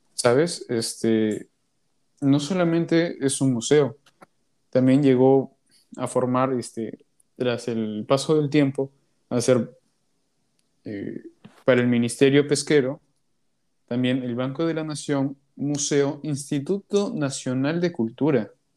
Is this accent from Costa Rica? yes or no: no; Peru